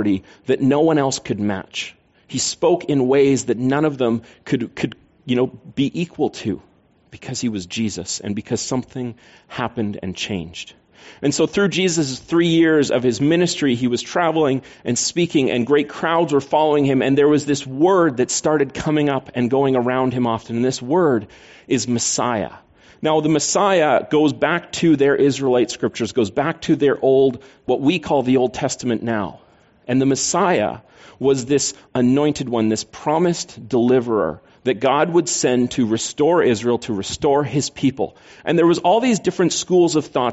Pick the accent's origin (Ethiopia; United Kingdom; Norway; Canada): Canada; I'm Canadian.